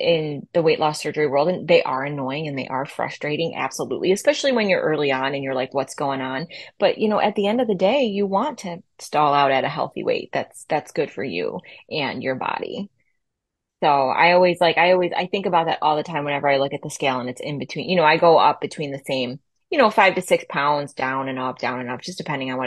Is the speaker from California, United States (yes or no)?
no; Buffalo, New York, United States; from Buffalo